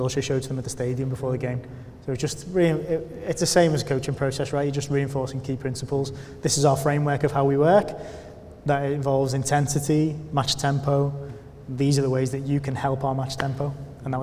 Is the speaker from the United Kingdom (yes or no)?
yes; Liverpool, North West England, United Kingdom; Liverpool being my hometown club as well and where all my family are based.